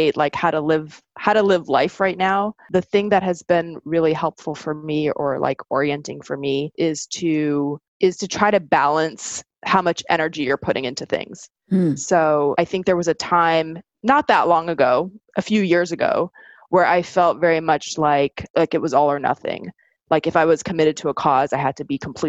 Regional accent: Southern California, United States; also born or lived in Sweden; when I was growing up in Southern California

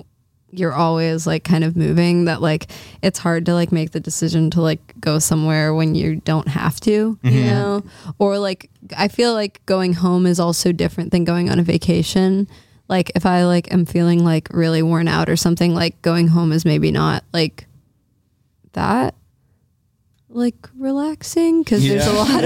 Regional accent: New Orleans, Louisiana, United States; moved away; New Orleans, which is my hometown.

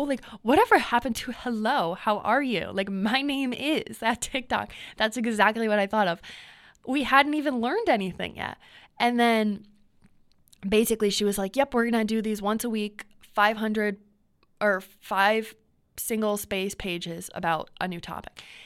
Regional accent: New York, United States; accent: New York; I have an accent, like, once every other week. Like a New York, like, accent.

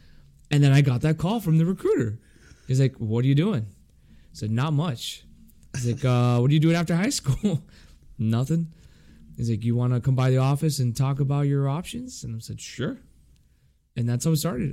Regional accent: Miami, Florida, United States; moved away as an adult; also born or lived in Quantico; Born and raised in Miami

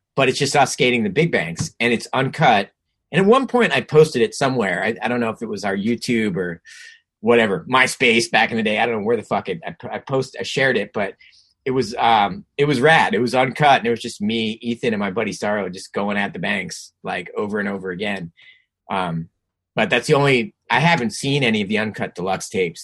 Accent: New Jersey, United States; moved away; also born or lived in California; growing up in Jersey

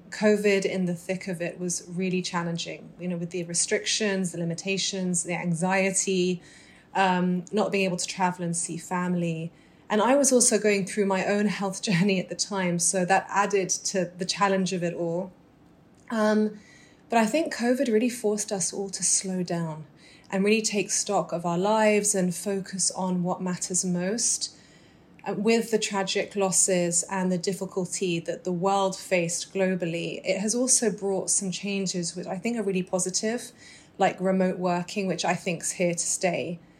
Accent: Dubai, United Arab Emirates; also born or lived in Doha / London / Muscat / South of England; I was born in Dubai to British Egyptian parents. Growing up, I lived in Dubai, Doha, London, Muscat.

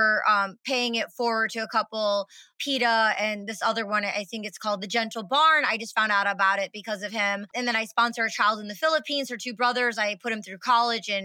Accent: 30 minutes from Detroit, Michigan, United States; I'm from Michigan, 30 minutes from Detroit, and there's a lot of inner city kids and there's a lot of people right here in Michigan where I'm from

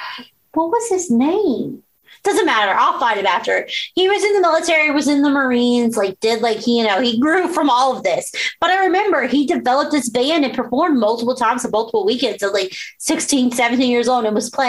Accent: Southwest Virginia, United States; I grew up in Southwest Virginia

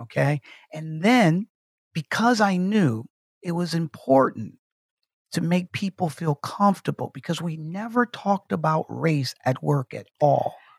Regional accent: Detroit, Michigan, United States; growing up in Detroit, Michigan

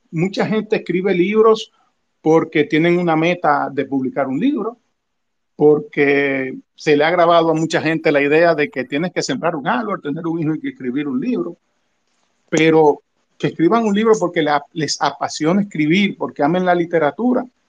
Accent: Santo Domingo, Distrito Nacional, Dominican Republic; nací y me crié en el Ensancho Sama

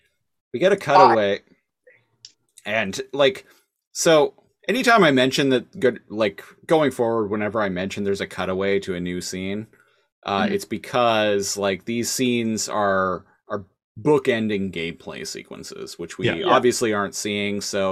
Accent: Australia; Meh, I'm Australian, see?

